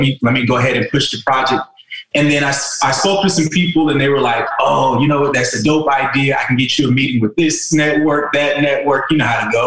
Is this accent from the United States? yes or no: yes; South Carolina, United States; moved away as an adult; also born or lived in California; I'm from South Carolina